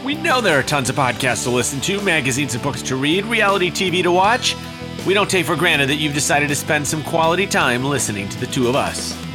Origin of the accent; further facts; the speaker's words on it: Chicago, Illinois, United States; my hometown of Chicago.